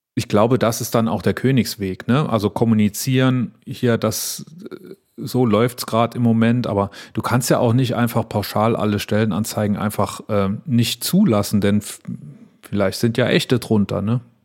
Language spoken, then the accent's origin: German; near Wallerfangen, Saarland, Germany; in Wallerfangen, was im schönen Saarland ist, fast äh, an der Grenze zu Frankreich, äh, ganz, ganz nah da, wo ich aufgewachsen bin